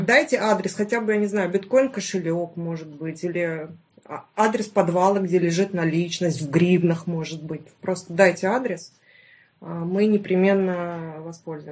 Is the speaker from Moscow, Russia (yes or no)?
no; Stavropol, Stavropol Krai, Russia; Я вообще из Ставропольского края, город Ставрополь